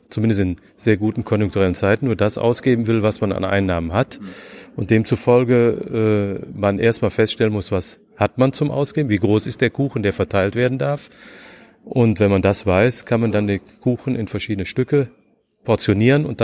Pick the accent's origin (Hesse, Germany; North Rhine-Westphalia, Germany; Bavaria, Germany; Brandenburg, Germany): North Rhine-Westphalia, Germany; now in Berlin, Germany; weil ich gedacht habe, als Rheinländer, Ministerium ist in Bonn, ah. wir ziehen nie um.